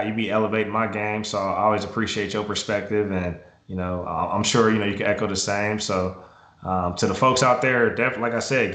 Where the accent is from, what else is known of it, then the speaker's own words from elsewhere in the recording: Indiana, United States; I'm from Indiana, so another part of road into the accent.